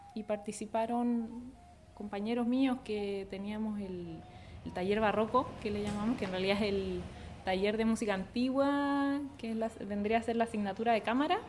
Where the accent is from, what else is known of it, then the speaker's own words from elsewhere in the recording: Viña del Mar, Valparaíso, Chile; yo soy de Viña del Mar